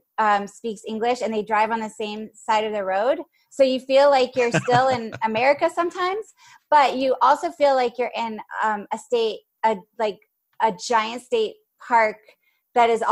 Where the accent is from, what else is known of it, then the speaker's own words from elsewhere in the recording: Charleston, South Carolina, United States; I grew up in South Carolina, and we have a lot of marshland in Charleston where I grew up